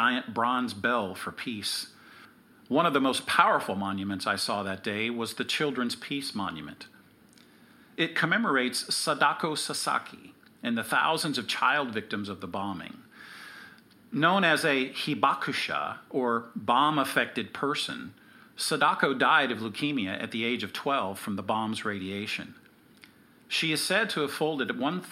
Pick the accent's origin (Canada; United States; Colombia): United States; also born or lived in Hiroshima, Japan; as an American